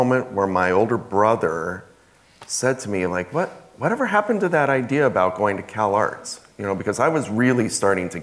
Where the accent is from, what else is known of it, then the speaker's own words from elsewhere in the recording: Ventura County, Southern California, United States; I grew up in Ventura County, Southern California, not far from Los Angeles